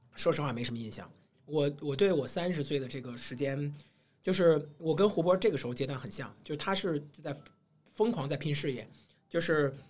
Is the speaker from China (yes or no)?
yes; China; 我们中国人讲究三十而立嘛